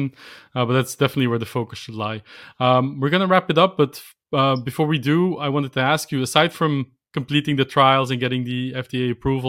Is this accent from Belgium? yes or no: yes; Belgium; I'm actually from Belgium.